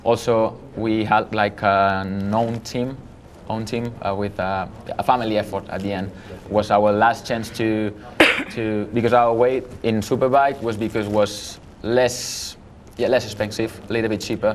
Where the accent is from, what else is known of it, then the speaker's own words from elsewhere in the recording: Manila, Metro Manila, Philippines; I was born in Manila